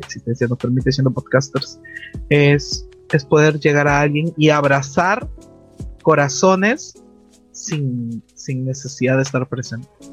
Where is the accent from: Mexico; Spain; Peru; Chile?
Peru; yo soy de Perú